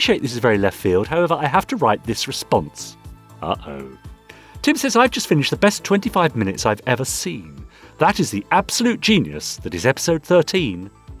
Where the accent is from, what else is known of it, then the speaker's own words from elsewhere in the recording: Canada; I'm Canadian, and I'm so pleased to see the various Canadians who participated in Gerry and Sylvia Anderson's productions